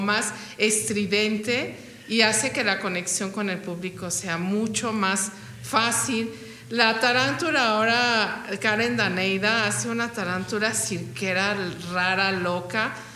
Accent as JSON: {"language": "Spanish", "country": "Mexico", "said": "quiénes somos como mexicanos"}